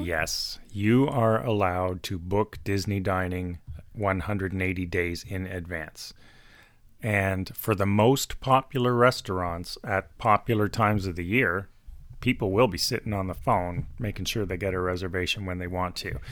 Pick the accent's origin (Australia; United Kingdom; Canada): Canada; Toronto, Ontario; We are from Toronto, Canada